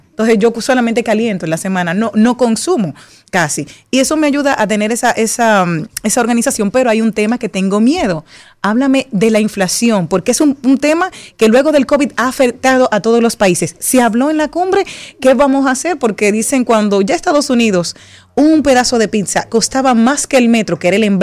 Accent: Dominican Republic

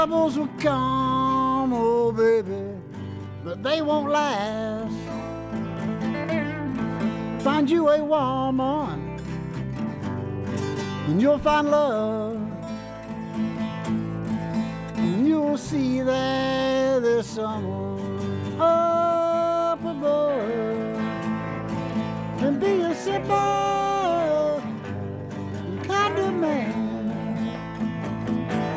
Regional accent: Bristol, Tennessee, United States; born and raised in Bristol

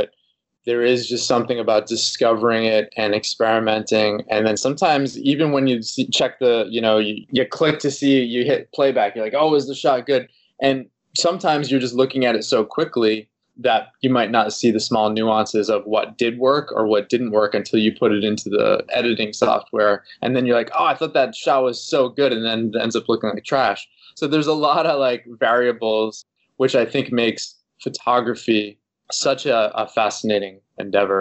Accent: Boston, Massachusetts, United States; now in Los Angeles, United States; I'm originally from the East Coast over in the Boston area here in the United States.

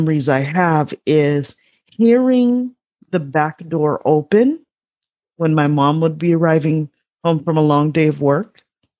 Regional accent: Chicago, Illinois, United States; I grew up on the south side of Chicago

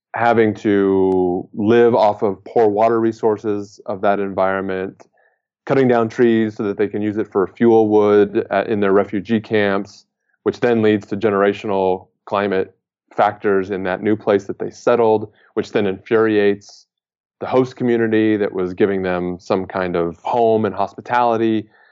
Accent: United States; as an American

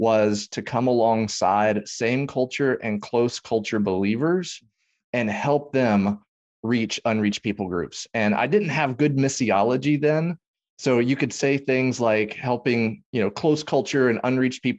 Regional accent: Tennessee, United States; now in Dallas-Fort Worth, United States; I grew up in Tennessee

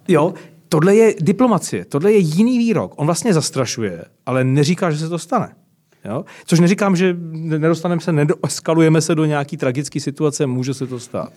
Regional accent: Czechia; Jsme všichni Češi

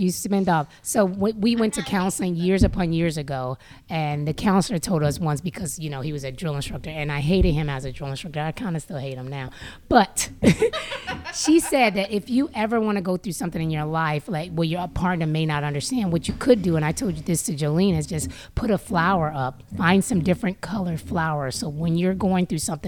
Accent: Chicago, Illinois, United States; I'm from Chicago

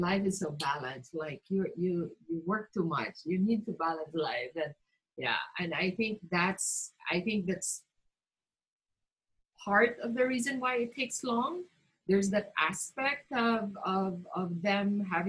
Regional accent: Mindanao, Philippines; I grew up in Mindanao

